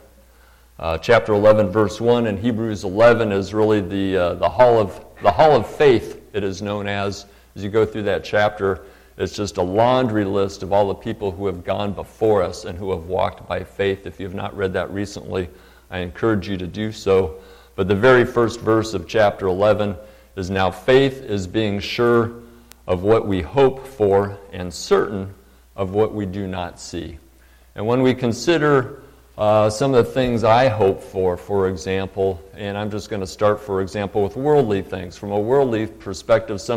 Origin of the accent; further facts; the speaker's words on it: Paradise, California, United States; now in Redding, United States; that town was my hometown. I did 8th grade through high school up there. I'm a graduate of Paradise High School